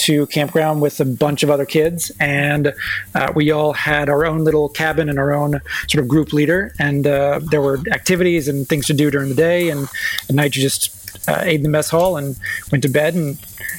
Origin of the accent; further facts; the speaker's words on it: East Coast, United States; as someone who actually grew up on the East Coast